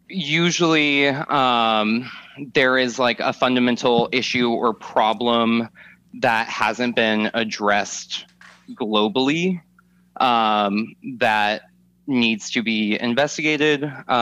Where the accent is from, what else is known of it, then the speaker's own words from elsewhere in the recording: Atlanta, Georgia, United States; also born or lived in California / Arizona / Kansas / Minnesota; I mostly grew up in Atlanta, but we moved around all over. My family went from California to Arizona to Kansas to Minnesota to Florida to Georgia.